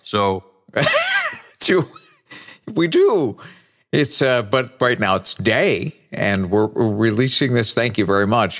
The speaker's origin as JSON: {"language": "English", "town": "New Bedford", "region": "Massachusetts", "country": "United States", "tie": "born or raised there", "also_born_or_lived": "Cedar Rapids, Iowa / Minneapolis / Cleveland", "moved": "as an adult", "said": "I started in radio when I was 16 years old on my hometown radio station of New Bedford, Massachusetts."}